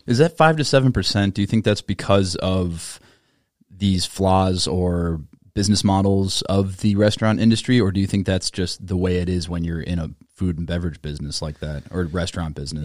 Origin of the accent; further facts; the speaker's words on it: Minnesota, United States; an American born and raised in Minnesota